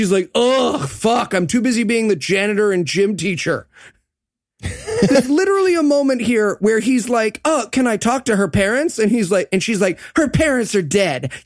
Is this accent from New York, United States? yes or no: yes; Binghamton, New York, United States; growing up in Binghamton